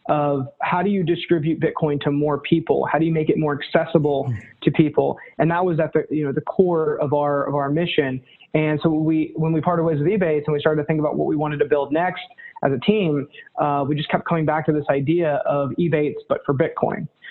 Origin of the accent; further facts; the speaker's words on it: North Carolina, United States; now in New York, United States; Born and raised in North Carolina, live in New York now